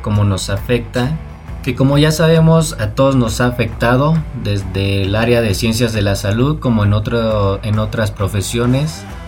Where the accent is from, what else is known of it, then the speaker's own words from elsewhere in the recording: Mexico; como buen mexicano